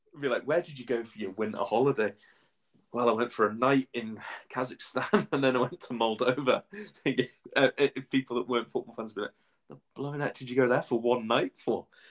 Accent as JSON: {"language": "English", "town": "Shrewsbury", "region": "West Midlands", "country": "United Kingdom", "tie": "born or raised there", "moved": "as an adult", "lives_now": "Scotland", "said": "I'm a Shrewsbury Town fan as well, my hometown club"}